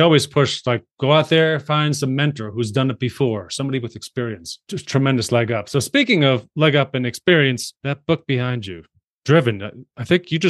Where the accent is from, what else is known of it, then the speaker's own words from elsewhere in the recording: Long Island, New York, United States; I'm from Long Island